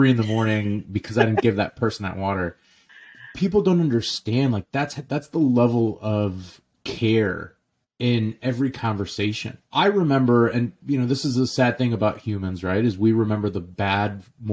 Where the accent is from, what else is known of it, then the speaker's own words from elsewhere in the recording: St. Louis, Missouri, United States; also born or lived in Jordan; my dad literally bought two restaurants in St. Louis, Missouri when I was 2 years old. So I literally grew up in the restaurants. We moved here from Jordan.